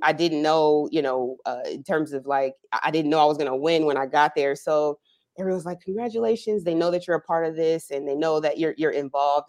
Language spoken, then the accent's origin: English; New Jersey, United States; moved away as an adult; now in Orange County, United States; I'm originally from New Jersey, so I was a, a club kid growing up.